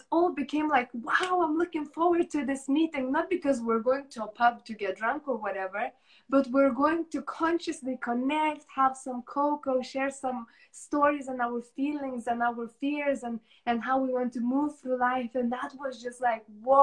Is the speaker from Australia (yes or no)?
no; Lithuania; moved away as an adult; when I left Lithuania, when I moved away from my home country